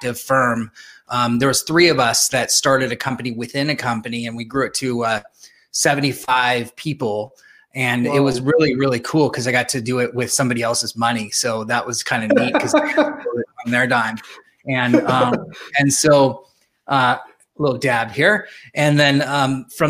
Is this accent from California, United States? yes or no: yes; San Jose, California, United States; I grew up here in San Jose, California